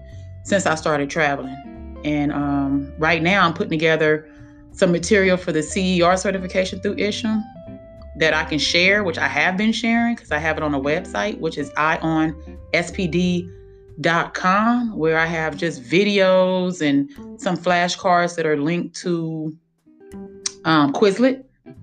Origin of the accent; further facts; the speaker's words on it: Los Angeles, California, United States; moved away as an adult; also born or lived in Colorado; I'm from Los Angeles